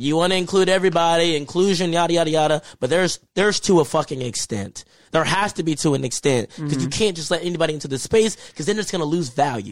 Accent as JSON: {"language": "English", "region": "Texas", "country": "United States", "said": "I'm from Texas"}